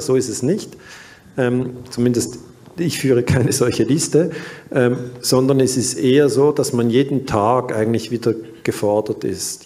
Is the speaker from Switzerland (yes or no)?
yes; Switzerland; ich bin 1972 in der Schweiz geboren worden und dann ähm, ging ich zwölf Jahre in die Waldorfschule